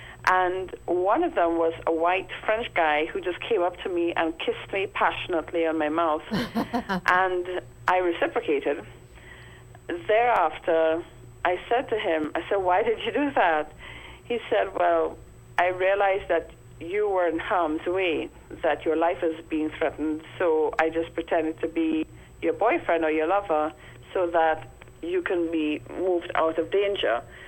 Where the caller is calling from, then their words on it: Trinidad & Tobago; I'm calling from Trinidad.